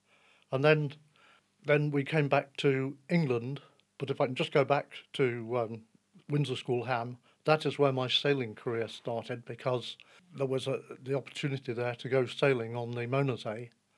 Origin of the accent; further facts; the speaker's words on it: Gütersloh, North Rhine-Westphalia, Germany; And most of my remembered life is growing up in Germany.